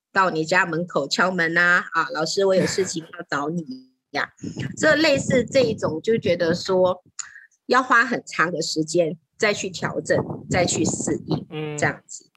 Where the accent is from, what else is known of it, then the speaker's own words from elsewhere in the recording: Taiwan; moved away as an adult; now in Thailand; 我本身应该是华人，所以虽然我在泰国出生，可是呢，在我成长的过程的当中，我没有 有在参与在泰国或者在泰国成长，我的成长当中反而是在台湾成长